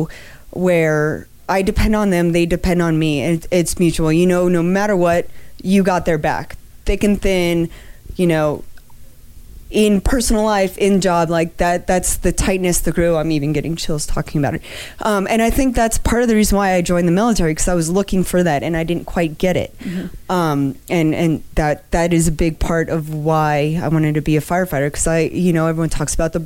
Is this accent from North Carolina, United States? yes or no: no; Miami, Florida, United States; also born or lived in Wisconsin / Anchorage, Alaska; now in Denver, United States; I was born and raised in Miami, Florida